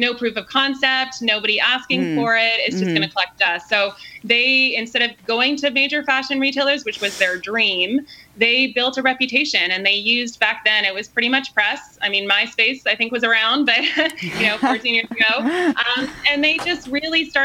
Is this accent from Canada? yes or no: yes; Canada; also born or lived in Australia; now in San Diego, United States; I'm originally Canadian, so Canada to Australia, ending up here.